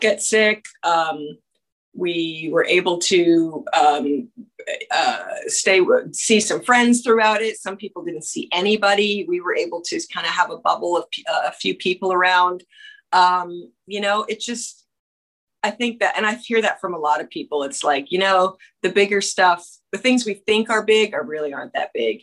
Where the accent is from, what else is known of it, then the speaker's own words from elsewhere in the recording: Canada; moved away; I'm from Canada